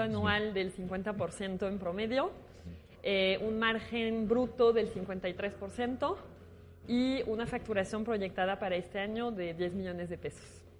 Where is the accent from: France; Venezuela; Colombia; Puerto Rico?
France; moved away as an adult; now in Mexico; francesa, estoy en Francia, pero llegué a México por amor a Latinoamérica y ya nunca me regresé